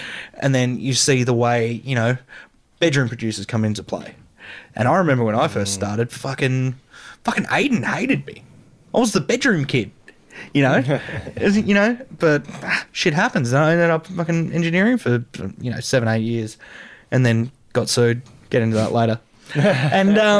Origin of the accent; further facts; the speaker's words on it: Karratha, Western Australia, Australia; moved away; also born or lived in Port Hedland / Heathridge; I'm from Caratha